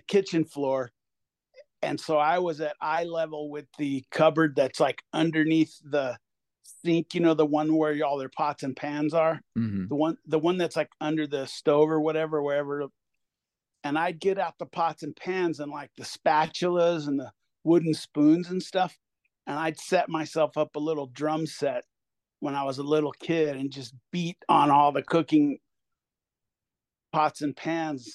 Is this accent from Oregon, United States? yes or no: no; Hermosa Beach, California, United States; moved away as an adult; also born or lived in Los Angeles, California; now in Fort Collins, United States; I grew up in Hermosa Beach, California. I lived there till I was in my late 20s, and then moved around various parts of LA, and then at a certain point ended up out here in Fort Collins